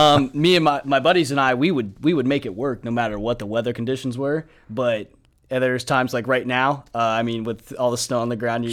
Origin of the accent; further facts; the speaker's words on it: Heath, Ohio, United States; moved away; I'm originally from Heath, Ohio, just outside of Columbus.